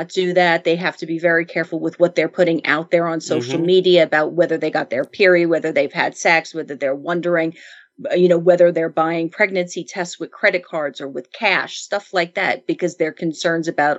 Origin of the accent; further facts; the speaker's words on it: Long Island, New York, United States; I grew up on Long Island.